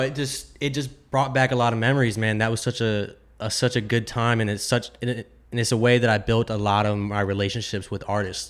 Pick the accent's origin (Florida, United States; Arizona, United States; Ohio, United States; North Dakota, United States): Florida, United States; growing up in Florida, my childhood was totally different